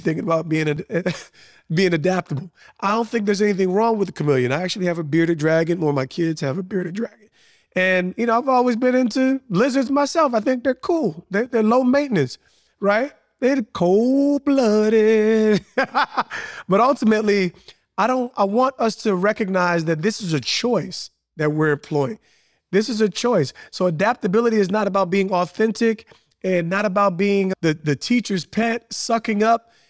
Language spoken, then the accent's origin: English; Montclair, New Jersey, United States; I grew up in a super diverse town in Montclair, New Jersey.